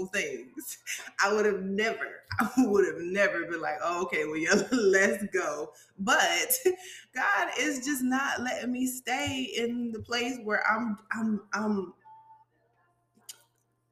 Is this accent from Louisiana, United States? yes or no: no; Savannah, Georgia, United States; I'm from Savannah. Okay, I'm from Savannah, Georgia